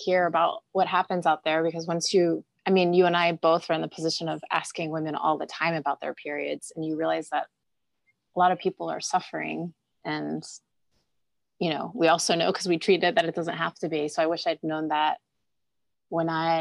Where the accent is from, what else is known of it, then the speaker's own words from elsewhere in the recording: Delaware, United States; I grew up in Delaware